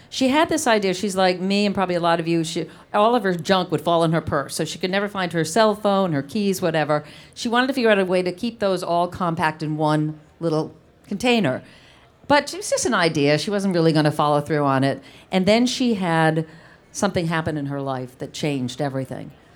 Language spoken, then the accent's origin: English; East Providence, Rhode Island, United States; I grew up in East Providence, Rhode Island